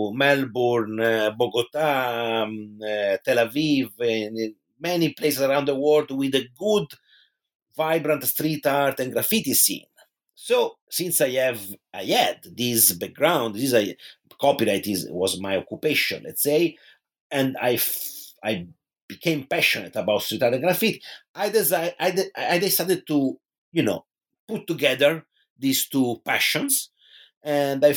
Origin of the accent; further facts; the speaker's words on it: Pisa, Tuscany, Italy; in my hometown in Tuscany, which is Pisa in Italy